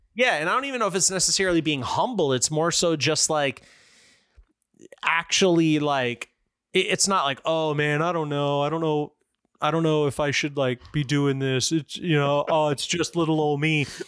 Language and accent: English; Florida, United States; I grew up with in Florida